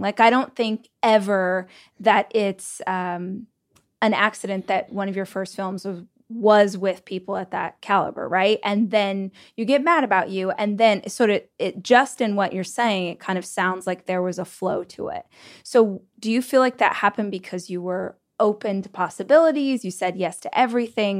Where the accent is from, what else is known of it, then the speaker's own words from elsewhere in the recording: Southern California, United States; now in Austin, United States; I'm actually from Southern California, but I live in Austin